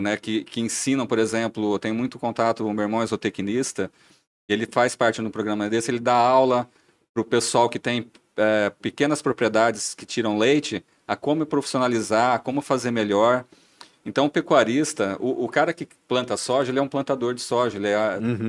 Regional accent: interior of São Paulo, Brazil; moved away as an adult; now in Blumenau, Brazil; não sou de Blumenau. Estou a Blumenau já há bastante tempo, aproximadamente 15 anos entre idas e vindas mas eu sou do interior de São Paulo

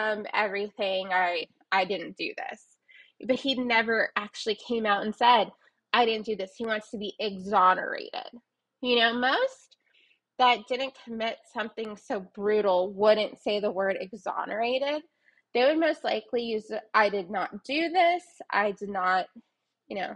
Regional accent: New Mexico, United States; I'm from New Mexico, therefore I do say it a little odd

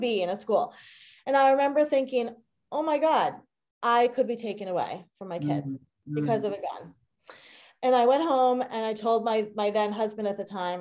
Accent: Long Island, New York, United States; I grew up on Long Island.

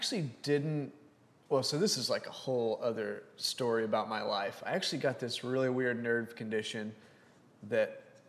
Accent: Lubbock, Texas, United States; moved away as an adult; now in Houston, United States; So I moved here from Lubbock, Texas.

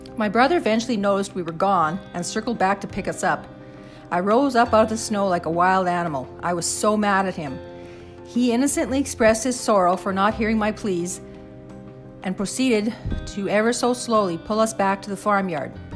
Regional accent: Saskatchewan prairie, Canada; As kids growing up on the Saskatchewan prairie in the 60s and 70s

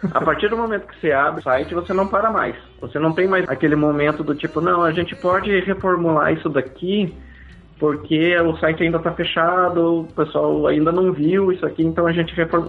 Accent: Santa Catarina, Brazil; moved away as an adult; also born or lived in São Paulo, Brazil; now in Canada; eu sou do sul do Brasil, de Santa Catarina. Minha família toda é de lá

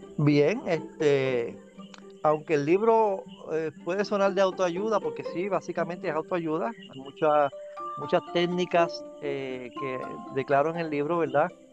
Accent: Dorado, Puerto Rico; soy natural de Dorado, Dorado, Puerto Rico

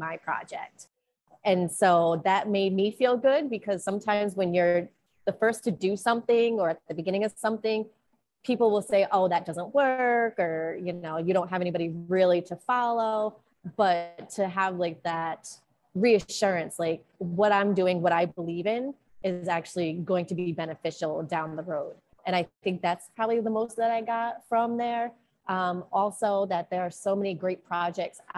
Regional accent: Providence, Rhode Island, United States; moved away as an adult; now in Puerto Rico; I'm originally from Providence, Rhode Island in the States, and I moved to Puerto Rico about a year and a half ago

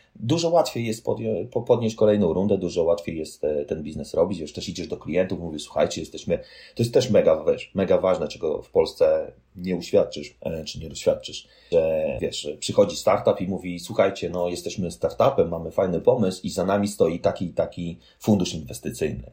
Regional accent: Poland; moved away as an adult; also born or lived in Warsaw, Poland; now in Fremont, United States; no z Polski jestem

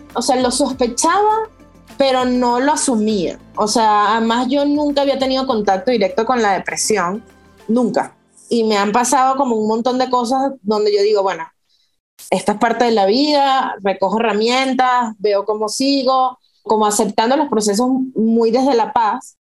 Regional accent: Los Teques, Miranda, Venezuela; moved away as an adult; also born or lived in Caracas / Australia; now in Mexico; en Los Teques ahí nací yo

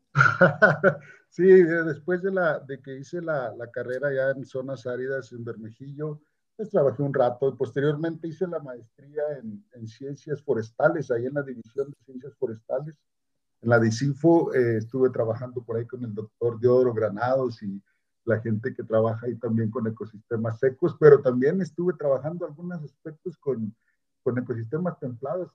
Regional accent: near Tehuacán, Puebla, Mexico; also born or lived in Chapingo, State of Mexico; now in Chihuahua, Mexico; yo nací en, Tehuacán, Puebla, en un pueblo por ahí cerca de esa región, en la zona mixteca. Se llama San Bartolo Tontepec.

